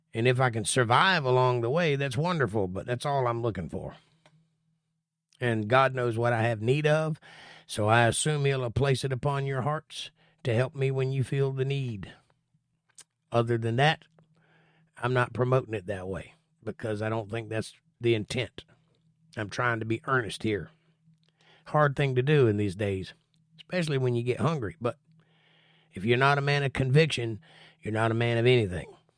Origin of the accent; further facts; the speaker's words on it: Florida, United States; I'm from Florida